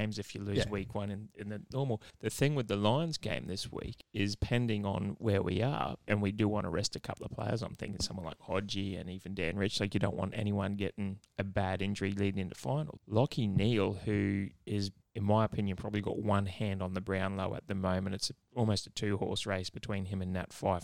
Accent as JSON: {"language": "English", "country": "Australia", "said": "as an Aussie"}